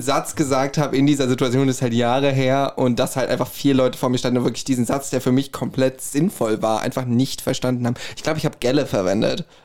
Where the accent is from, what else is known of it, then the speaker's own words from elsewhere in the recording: Herborn, Hesse, Germany; accent: Hessian; ich komme aus Herborn